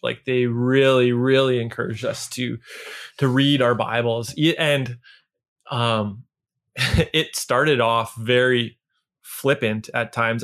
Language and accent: English; Niverville, Manitoba, Canada; where I grew up in Niverville